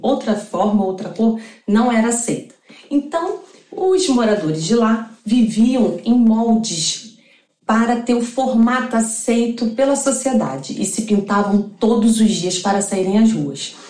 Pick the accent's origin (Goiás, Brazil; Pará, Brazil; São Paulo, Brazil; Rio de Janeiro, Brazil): Rio de Janeiro, Brazil; Duque de Caxias; sou de Duque de Caxias, do Rio de Janeiro